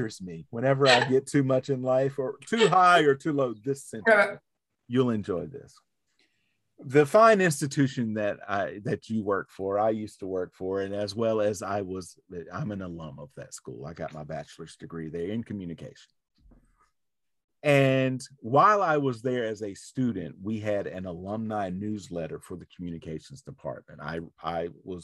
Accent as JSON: {"language": "English", "region": "New Jersey", "country": "United States", "said": "I'm from New Jersey"}